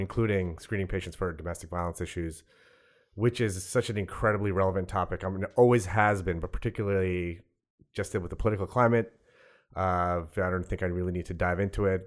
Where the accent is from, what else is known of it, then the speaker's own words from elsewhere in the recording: South Shore of Long Island, New York, United States; also born or lived in Brooklyn; I grew up on the South Shore of Long, of Long Island